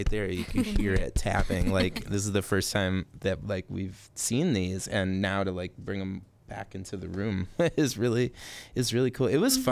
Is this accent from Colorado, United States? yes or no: no; Chicago, Illinois, United States; now in Twin Cities, United States; I'm from Chicago originally